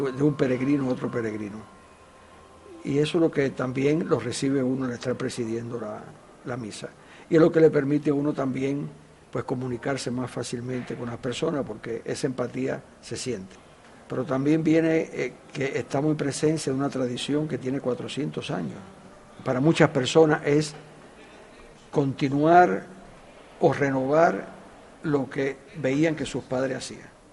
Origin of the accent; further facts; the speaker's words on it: El Cobre, Santiago de Cuba, Cuba; la Virgen es todo para nosotros, los cobreros